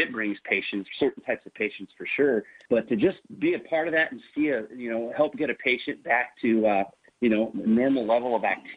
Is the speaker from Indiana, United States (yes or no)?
yes; northern Indiana, United States; I grew up in northern Indiana.